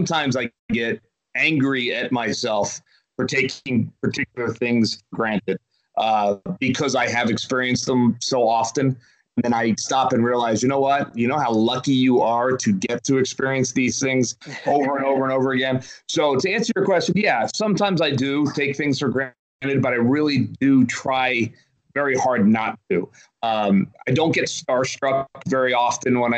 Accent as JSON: {"language": "English", "area": "right outside of Philadelphia", "region": "Pennsylvania", "country": "United States", "tie": "born or raised there", "said": "I grew up right outside of Philadelphia, and I grew up a Phillies fan"}